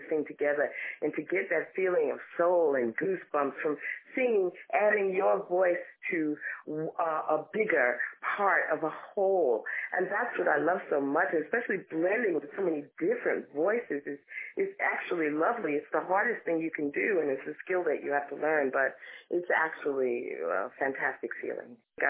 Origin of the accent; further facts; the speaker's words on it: Long Island, New York, United States; also born or lived in Harlem, New York; I was born and raised in New York. I was born in Harlem, New York, and ended up growing up on Long Island in one of the more affluent black neighborhoods.